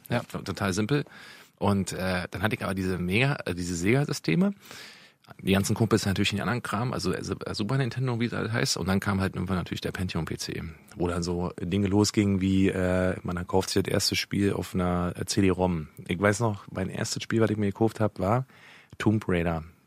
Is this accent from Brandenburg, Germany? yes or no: no; Berlin, Germany; ich bin in Berlin aufgewachsen, in Mitte, um genau zu sein